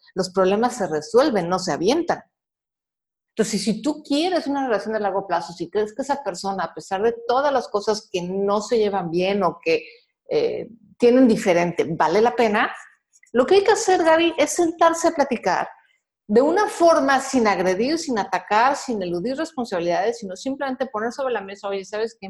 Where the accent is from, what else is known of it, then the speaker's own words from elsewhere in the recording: Mexico; soy mexicana, soy de la generación X